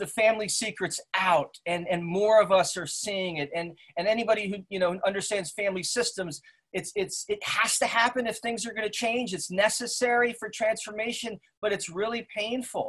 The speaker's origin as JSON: {"language": "English", "town": "West Caldwell", "region": "New Jersey", "country": "United States", "tie": "born or raised there", "said": "I grew up in Essex County in West Caldwell, a predominantly white community, son of Swiss immigrants"}